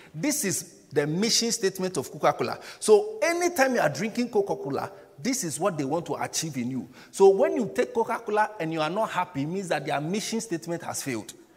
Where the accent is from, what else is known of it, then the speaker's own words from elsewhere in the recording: Ghana; now in United Kingdom; I'm a Ghanaian